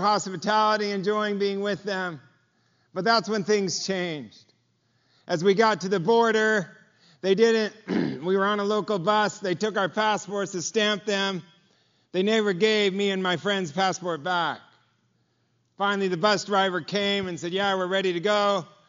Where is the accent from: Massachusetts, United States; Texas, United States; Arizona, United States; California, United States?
California, United States; Los Angeles; I'm from Los Angeles. I grew up, my dad was a carpenter